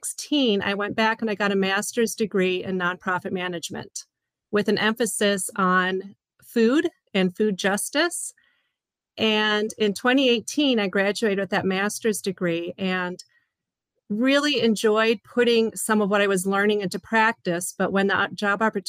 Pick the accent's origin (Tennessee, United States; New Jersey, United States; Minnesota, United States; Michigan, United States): Michigan, United States; Upper; originally born and raised in Upper Michigan